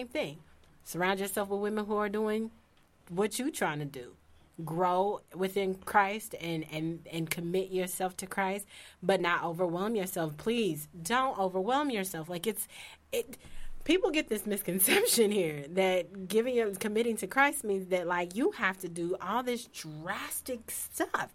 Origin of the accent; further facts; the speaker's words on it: Indianapolis, Indiana, United States; I'm from Hallville. If you don't know where that is, it's a rough neighborhood in Indianapolis